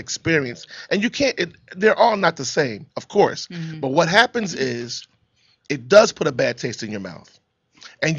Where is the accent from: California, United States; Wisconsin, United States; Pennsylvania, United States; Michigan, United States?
Pennsylvania, United States; Philadelphia; now in Los Angeles, United States; I'm from Philadelphia